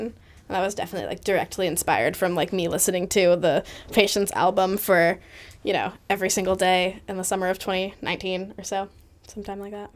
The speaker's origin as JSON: {"language": "English", "town": "Boston", "region": "Massachusetts", "country": "United States", "tie": "born or raised there", "said": "the one in my hometown"}